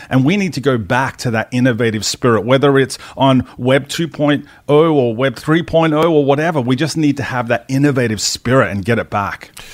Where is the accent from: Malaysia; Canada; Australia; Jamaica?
Australia; moved away as an adult; also born or lived in United States; as an Australian